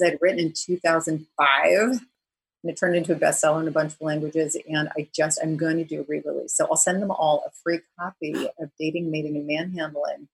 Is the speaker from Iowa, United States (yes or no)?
no; New Jersey, United States; also born or lived in New York City; I'm really from Jersey, exit nine, suburban